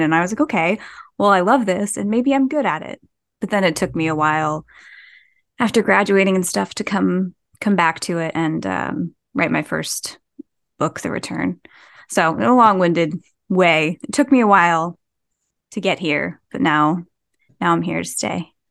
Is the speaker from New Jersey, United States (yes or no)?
yes; New Jersey, United States; I'm from New Jersey